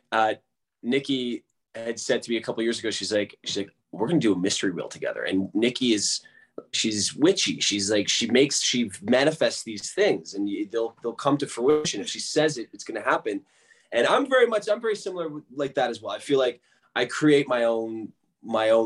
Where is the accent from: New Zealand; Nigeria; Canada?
Canada; now in Los Angeles, United States; I grew up in Canada